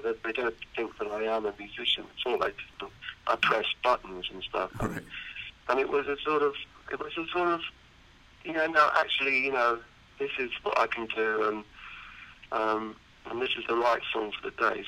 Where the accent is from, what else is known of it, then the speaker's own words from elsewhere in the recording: United Kingdom; I wanted to be in my home country